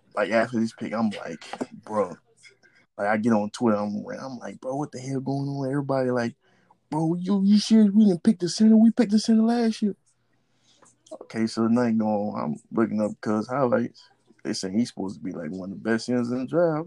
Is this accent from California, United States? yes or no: no; Homer, Louisiana, United States; I'm from Homer down south